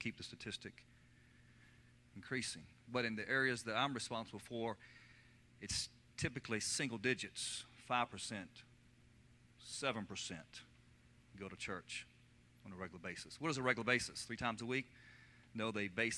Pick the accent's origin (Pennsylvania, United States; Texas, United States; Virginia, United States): Virginia, United States; Lynchburg; accent: central Virginia dialect; I'm from Virginia, born in Lynchburg, Virginia, from the central part of the state, and there's a distinct dialect that comes out of that part of our nation